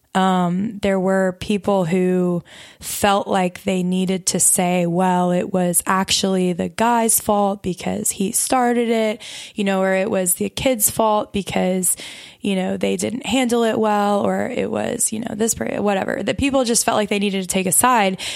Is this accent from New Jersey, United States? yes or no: no; Mobile, Alabama, United States; moved away as an adult; now in Louisiana, United States; I'm not from Louisiana originally. I'm from Mobile, Alabama